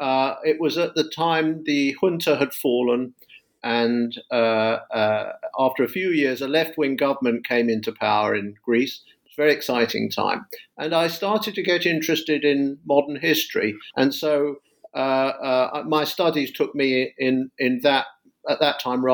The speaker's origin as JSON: {"language": "English", "region": "London", "country": "United Kingdom", "lives_now": "United States", "said": "I teach in the US, but I'm a Brit. I'm from London, and I originally studied classics"}